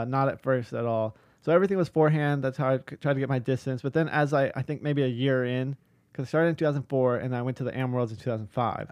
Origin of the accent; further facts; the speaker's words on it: Huntington Beach, California, United States; I grew up in Huntington Beach, which has been stated here a couple times, which is only an hour from where Inova is located